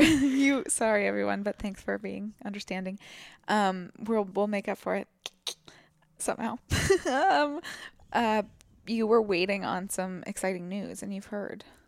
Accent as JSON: {"language": "English", "town": "Portland", "country": "United States", "tie": "born or raised there", "moved": "yes", "said": "my hometown."}